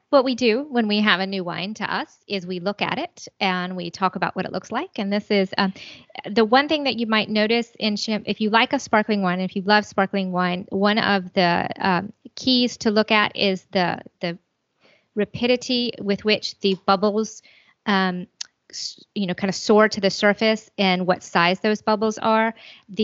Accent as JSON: {"language": "English", "region": "South Carolina", "country": "United States", "said": "we're from South Carolina"}